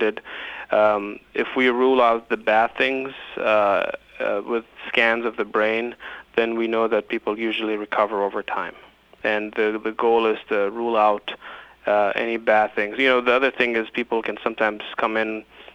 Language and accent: English; Nashville, Tennessee, United States; I grew up in East Nashville, and I went to high school and middle school there